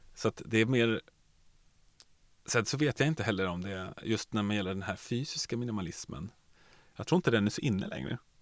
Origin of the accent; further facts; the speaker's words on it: Nacka, Stockholm County, Sweden; moved away; also born or lived in Norrköping; Nacka där jag växte upp.